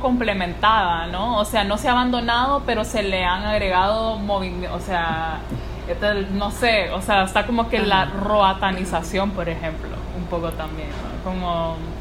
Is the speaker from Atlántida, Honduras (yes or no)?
yes; La Ceiba, Atlántida, Honduras; soy de la Ceiba